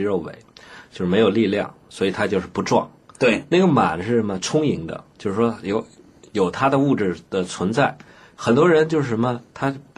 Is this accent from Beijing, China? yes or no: yes; Beijing, China; 我们北京人说话